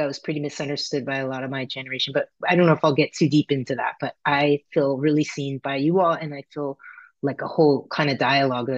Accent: California, United States; I grew up in California

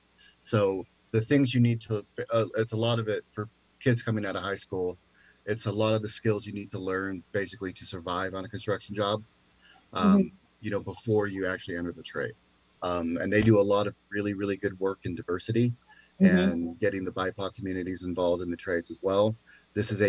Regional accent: Covington, Washington, United States; I grew up in Covington, Kent area

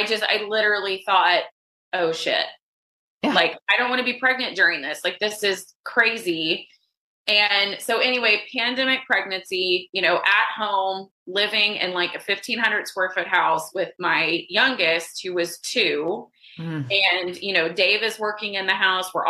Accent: Dallas, Texas, United States; moved away as an adult; also born or lived in Austin, Texas; now in Dallas, United States; I'm from Dallas originally. I've been in Austin for 18 years

